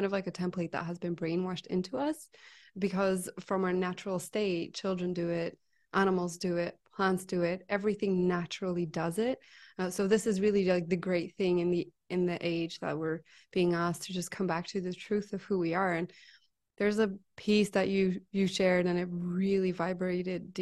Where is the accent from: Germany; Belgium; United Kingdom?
Belgium; I'm from Belgium